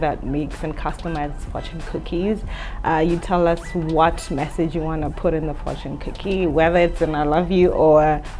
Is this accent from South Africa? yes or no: yes; South Africa; moved away; I'm from Odze, originally from South Africa.